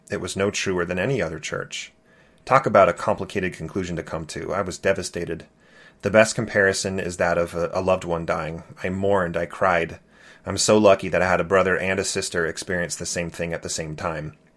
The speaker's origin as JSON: {"language": "English", "region": "California", "country": "United States", "tie": "born or raised there", "said": "Growing up in California, I loved being the Mormon kid"}